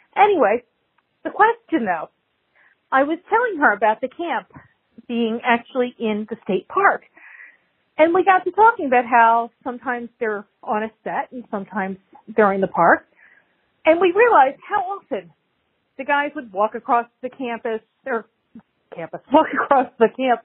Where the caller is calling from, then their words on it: Florida, United States; I'm calling from Florida.